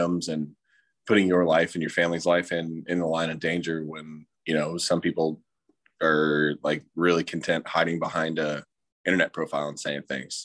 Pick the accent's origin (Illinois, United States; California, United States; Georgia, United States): Georgia, United States; Atlanta; also born or lived in Virginia Beach, Virginia / Newport, Rhode Island; I was born in Virginia Beach and then we moved to Atlanta in 2001, September 11th, 2001, we moved into our house